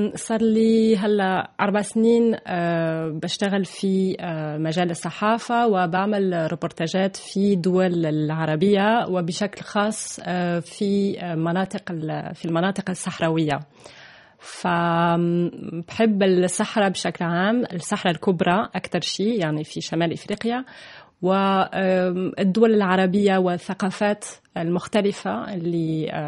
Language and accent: Arabic; Toulouse, Occitania, France; Arabic is a second language; moved away as an adult; also born or lived in Germany / Lebanon / Palestine / Egypt; صح أنا من ألمانيا وتربيت في تولوز في فرنسا